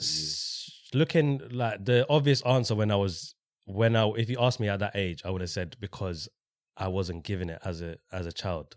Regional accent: London, United Kingdom; Grew up in Walthamstow, went to school in Walthamstow

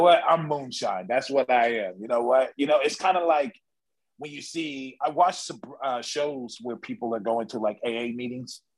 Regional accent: California, United States; me and Eli, we're from California

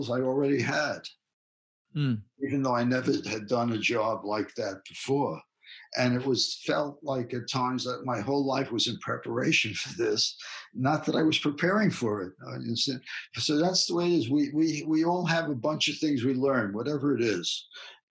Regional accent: New York City, New York, United States; accent: Bronx; moved away as an adult; now in California, United States; my Bronx accent

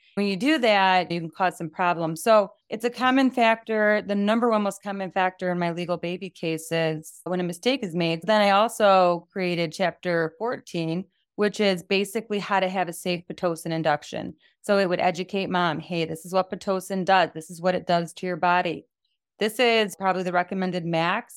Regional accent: United States; I'm from the United States of America

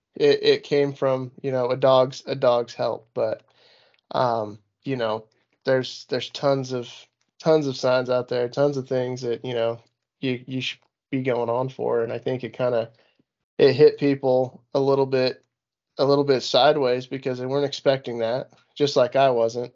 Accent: Utah, United States; moved away as an adult; I'm born and raised in Utah. I've been here for way too long

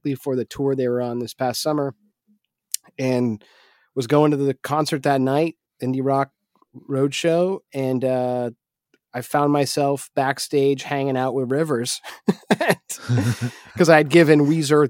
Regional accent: Manchester, New Hampshire, United States; my hometown, Manchester, New Hampshire

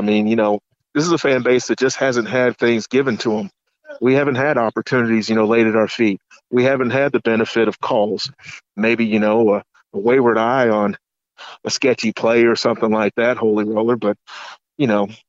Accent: Kentucky, United States; my home state and neighboring city of Louisville

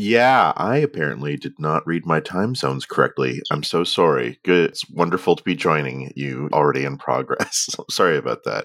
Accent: Canada; accent: Canadian; my Canadian accent where we only have, like, the most nasal vowels

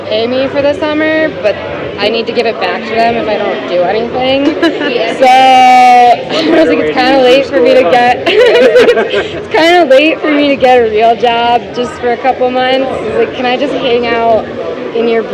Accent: Boulder, Colorado, United States; growing up in Boulder

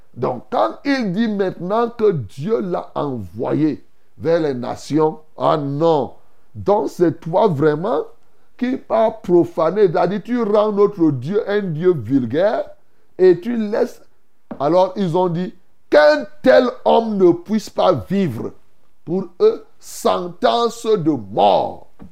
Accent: Cameroon; chez nous ici

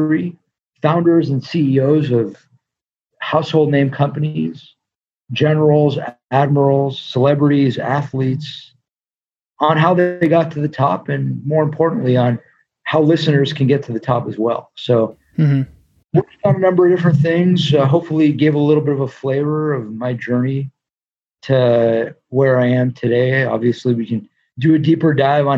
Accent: Los Angeles, California, United States; also born or lived in New York; I am from LA, born and raised in Los Angeles, California, and grew up on a street called Velos Avenue

